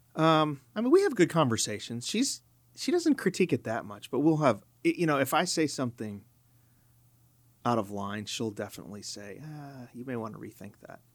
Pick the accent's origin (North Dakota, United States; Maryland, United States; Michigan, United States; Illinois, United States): Illinois, United States; Chicago; I grew up in Chicago, so I listened to Moody Radio